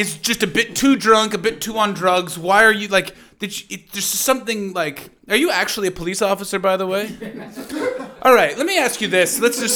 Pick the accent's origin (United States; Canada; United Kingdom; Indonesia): Canada; Ottawa, Ontario; I used to be like a lippy punk rocker growing up in Ottawa